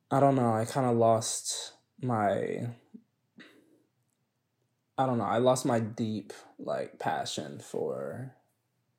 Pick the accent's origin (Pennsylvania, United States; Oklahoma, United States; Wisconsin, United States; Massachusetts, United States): Oklahoma, United States; Edmond; moved away as an adult; also born or lived in Atlanta, Georgia; I moved from Atlanta, Georgia when I was 6, and then moved to Edmond, Oklahoma